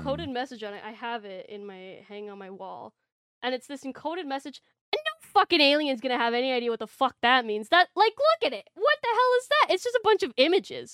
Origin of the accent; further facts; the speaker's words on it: Canada; being a Canadian